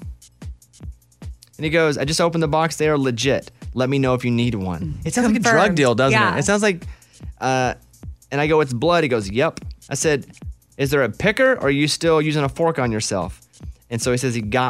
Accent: Central Arkansas, United States; growing up in Central Arkansas as a kid

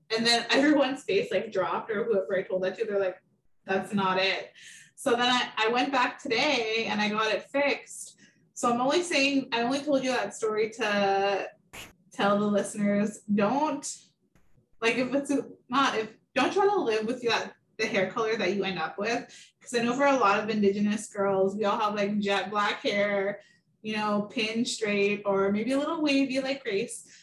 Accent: Garden River First Nation, Ontario, Canada; moved away as an adult; now in Toronto, Canada; I am from Garden River First Nation. I moved to Toronto in 2012.

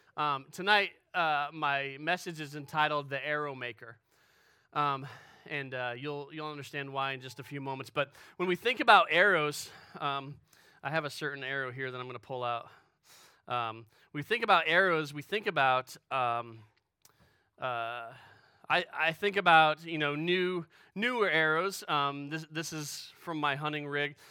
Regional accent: Western New York, United States; moved away as an adult; also born or lived in Pennsylvania / Illinois; I grew up in Western New York

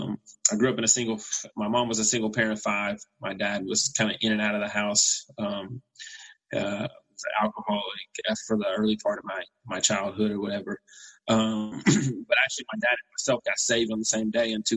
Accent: Knoxville, Tennessee, United States; moved away as an adult; also born or lived in Overland Park, Kansas / Kansas City; I moved from Knoxville, Tennessee out to Overland Park, Kansas to go to Kansas Christian College.

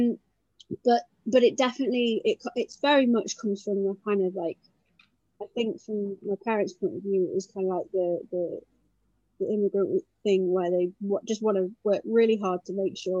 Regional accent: United Kingdom; being British Asian as I am

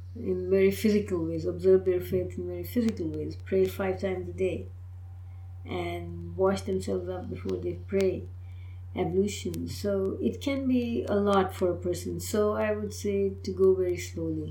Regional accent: Pakistan; now in United States; I belong to the Indian subcontinent. I'm from Pakistan, so that's one Muslim culture.

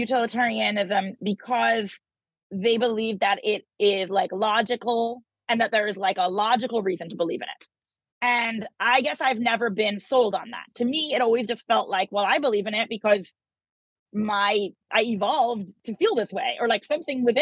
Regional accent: United States; I'm American

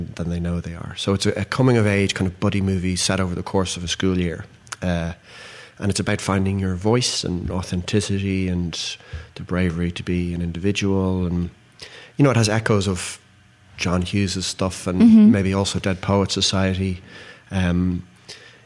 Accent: Ireland; I'm Irish

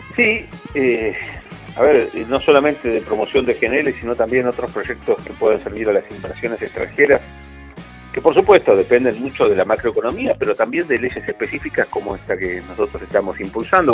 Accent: Neuquén, Argentina; los que somos de Neuquén

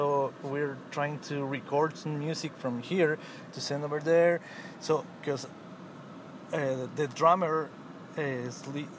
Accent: Ecuador; now in Los Angeles, United States; I'm not from here. I'm from Ecuador.

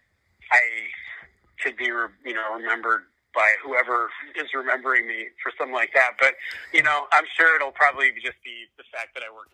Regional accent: Tucson, Arizona, United States; also born or lived in Chicago, Illinois; I was born in Chicago, but I grew up mostly in Tucson, Arizona

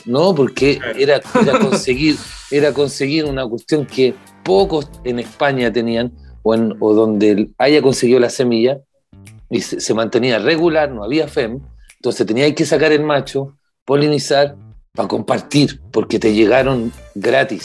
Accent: Puente Alto, Santiago Metropolitan Region, Chile; yo soy de Puente Alto.

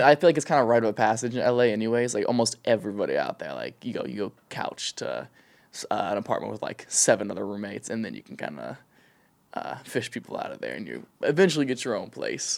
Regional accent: an hour west of Columbus, rural Ohio, United States; now in Los Angeles, United States; I'm from, like, the middle of nowhere, Ohio, like, an hour west of Columbus

